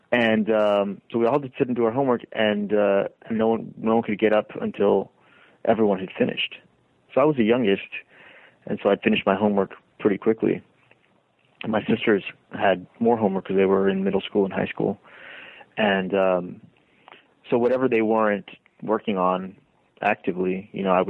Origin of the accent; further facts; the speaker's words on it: Lima, Peru; born there; Both of my sisters were born in Baltimore, um, and then a few years later, I was born in Lima.